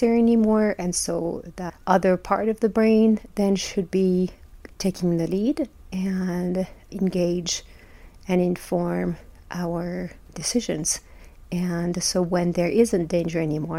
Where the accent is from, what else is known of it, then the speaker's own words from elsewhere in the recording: France; moved away as an adult; now in Utah, United States; I was born and raised in France, been here in the U.S. for 25 years or so.